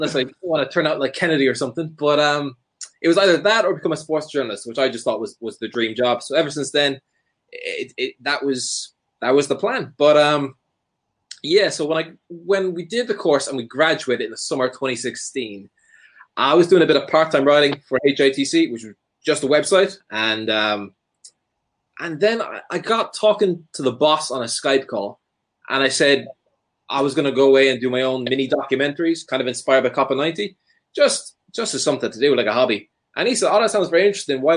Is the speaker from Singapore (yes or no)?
no; Ireland; moved away as an adult; also born or lived in Sunderland; growing up in Ireland